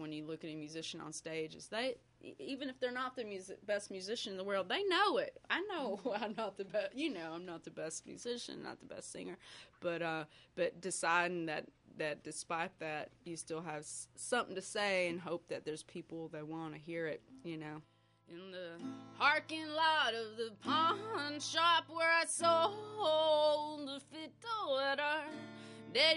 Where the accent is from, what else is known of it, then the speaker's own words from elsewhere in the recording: outside Dallas, Texas, United States; moved away as an adult; also born or lived in Denton, Texas; now in Pittsburgh, United States; I grew up outside Dallas, and Texas has just a real interesting music scene